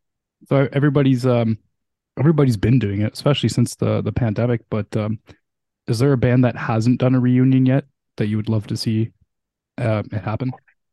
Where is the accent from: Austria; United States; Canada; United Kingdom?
Canada; I am Canadian